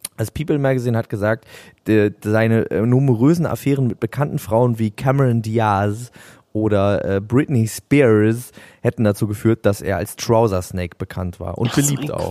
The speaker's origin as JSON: {"language": "German", "area": "the North", "region": "Northern Germany", "country": "Germany", "said": "bei uns im Norden"}